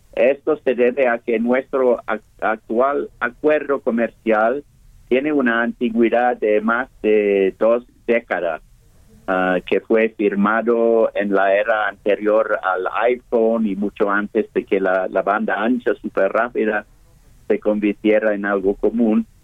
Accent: United Kingdom; now in Mexico; Reino Unido salimos de la Unión Europea

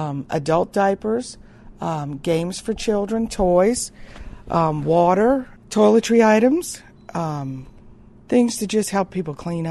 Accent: New Orleans, Louisiana, United States; now in Pascagoula, United States; I am from New Orleans. I am a Louisiana resident prior to me moving to Mississippi

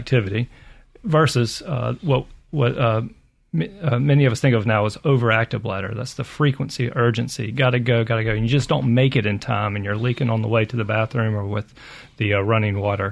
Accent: Pascagoula, Mississippi, United States; moved away as an adult; also born or lived in Kentucky / Albany, New York; I'm originally from Pascagoula and spent most of my life in Mississippi until leaving for some training, but had to get back

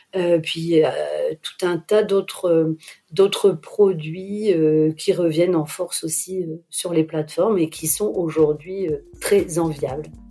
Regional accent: Lille, Hauts-de-France, France; je suis lilloise

